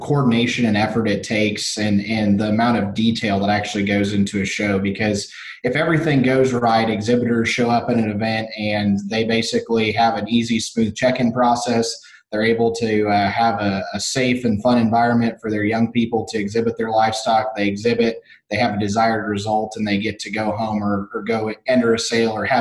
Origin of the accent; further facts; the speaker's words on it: Illinois, United States; I grew up in Illinois